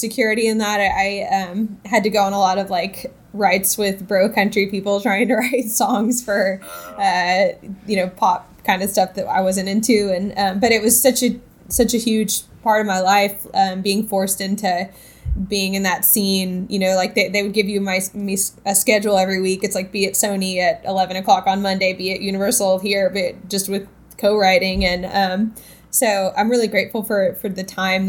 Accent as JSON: {"language": "English", "town": "Little Rock", "region": "Arkansas", "country": "United States", "tie": "born or raised there", "also_born_or_lived": "Dallas, Texas", "moved": "as an adult", "lives_now": "Nashville, United States", "said": "I was born in Dallas, Texas, but moved to Little Rock, Arkansas at a young age and grew up there."}